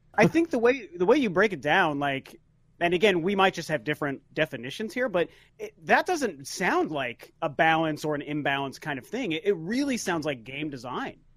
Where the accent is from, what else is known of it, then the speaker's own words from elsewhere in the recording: Denver, Colorado, United States; moved away; we're from Denver, so all of our friends are back in Denver